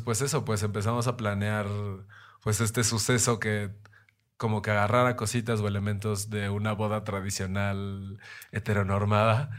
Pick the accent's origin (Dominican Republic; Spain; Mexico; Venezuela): Mexico